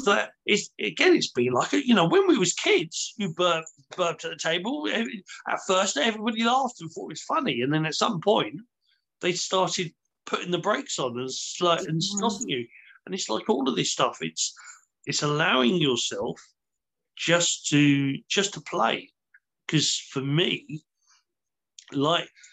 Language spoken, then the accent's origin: English; United Kingdom; we're British